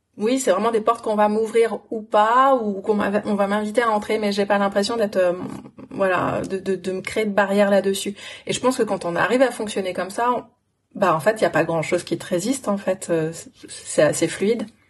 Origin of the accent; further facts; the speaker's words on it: France; also born or lived in London / New Zealand; Je suis une Française en France